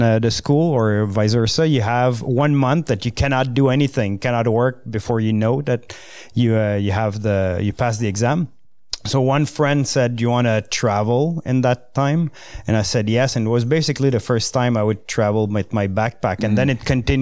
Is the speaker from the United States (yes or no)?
no; L'Orignal, Ontario, Canada; first language French; English is a second language; It's in Lorignal, Eastern Ontario